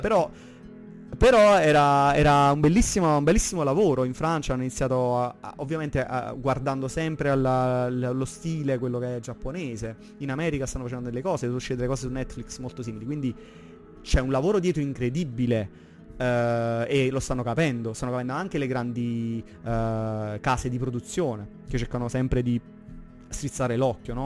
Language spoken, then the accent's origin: Italian; province of Salerno, Campania, Italy; vengo dalla provincia di Salerno